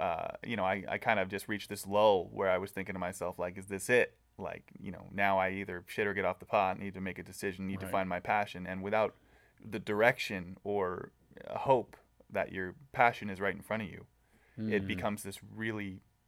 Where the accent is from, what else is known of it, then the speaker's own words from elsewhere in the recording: Southern California, United States; I grew up in Southern California.